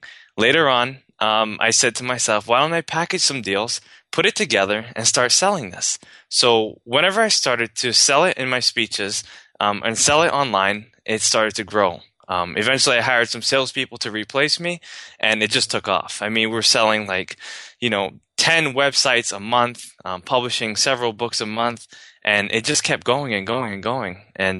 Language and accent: English; New York, United States; I grew up in the ghetto of, you know, New York. I was raised in the Bronx, and, you know, my family was very poor